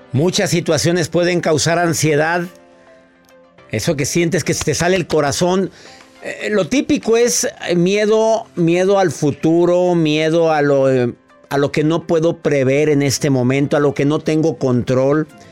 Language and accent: Spanish; Mexico; en México, en mi país amado